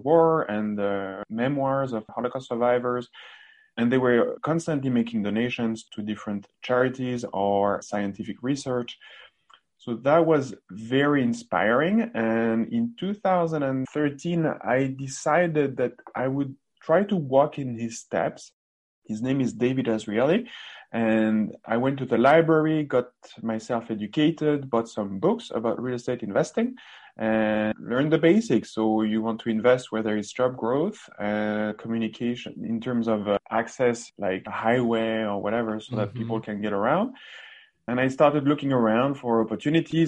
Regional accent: France; moved away as an adult; also born or lived in Canada; now in Ontario, Canada; I'm originally from France and came to Northern America, to Canada to be precise, in 2007

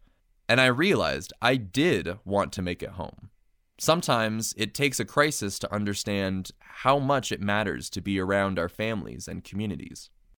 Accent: Santa Fe, New Mexico, United States; moved away as an adult; I felt like if I returned to New Mexico after I graduated, that I would be giving up and sacrificing possible career opportunities.

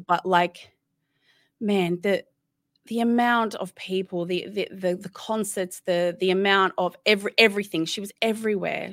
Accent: Sydney, New South Wales, Australia; moved away; I'm originally from Sydney, and I don't live in Sydney anymore

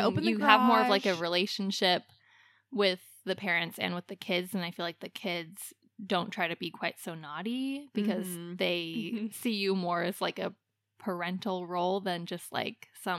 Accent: Alaska, United States; We grew up in Alaska

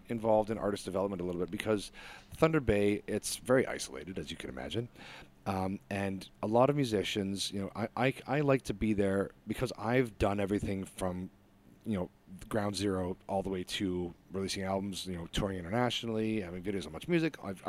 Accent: Niger; also born or lived in Lesotho / Malawi; Like I grew up in Africa at the time. I was in Niger and Lesotho and Malawi.

